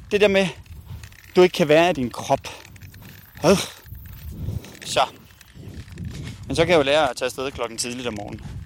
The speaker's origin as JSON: {"language": "Danish", "country": "Spain", "second_language": "Danish", "said": "De stjæler ikke for mig, fordi jeg er spanier."}